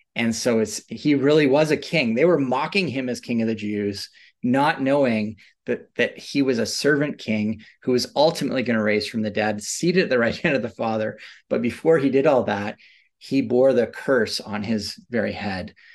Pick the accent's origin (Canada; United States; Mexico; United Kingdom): Canada; I grew up in suburbs in Canada